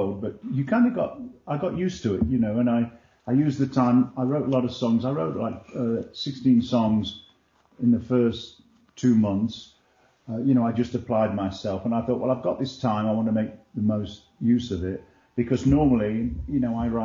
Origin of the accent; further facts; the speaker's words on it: England, United Kingdom; when I was like 7 or 8 years old, growing up in England